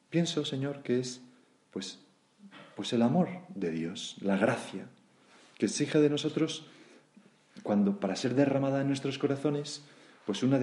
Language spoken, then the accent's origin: Spanish; Granada, Andalusia, Spain; ya cuando me han jubilado, me he venido de vuelta a mi tierra, Granada, y ahora que tengo ochenta y tantos años